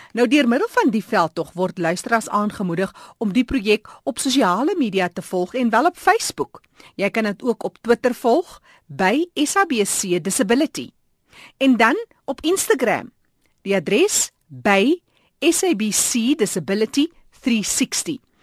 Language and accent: Afrikaans; Steinkopf, Northern Cape, South Africa; Ek is oorspronklik van Steenkop